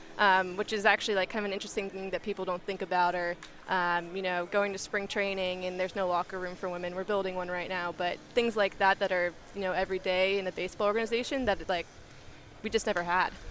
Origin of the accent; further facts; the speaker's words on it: Marin, California, United States; growing up in Marin, going to high school there